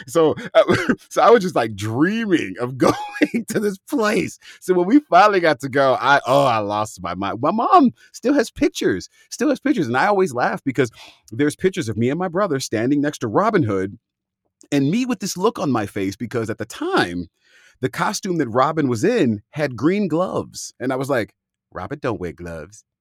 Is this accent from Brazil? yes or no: no; San Francisco Bay Area, California, United States; I'm from the San Francisco Bay Area